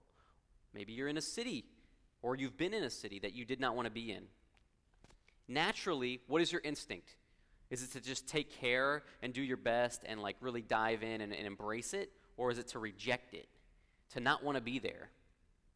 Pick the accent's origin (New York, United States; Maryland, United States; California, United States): California, United States; Los Angeles; moved away as an adult; also born or lived in Columbia, Missouri; now in Missouri, United States; Growing up in Los Angeles